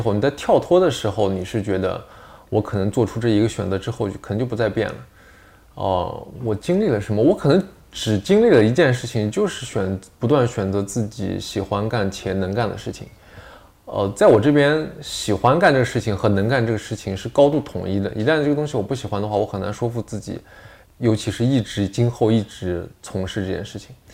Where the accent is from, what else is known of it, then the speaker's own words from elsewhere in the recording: Northwest China, China; 我山西人，我也是前后鼻音不分。这方面是错乱，西北人嘛，西北那块儿